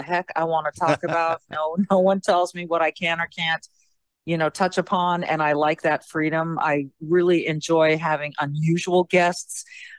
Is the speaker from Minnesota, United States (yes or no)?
yes; Minnesota, United States; as a Minnesotan